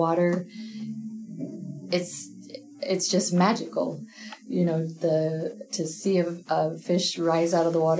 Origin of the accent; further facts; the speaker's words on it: Red Bluff, California, United States; moved away as an adult; now in Southern Oregon, United States; I'm from Northern California, far Northern California, so Cottonwood, Red Bluff area